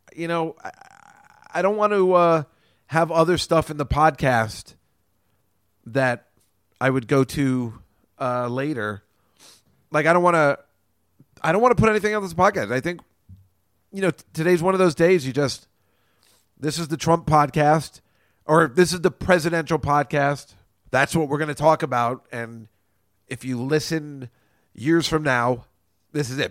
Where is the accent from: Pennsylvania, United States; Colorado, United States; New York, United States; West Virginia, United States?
New York, United States; We're New Yorkers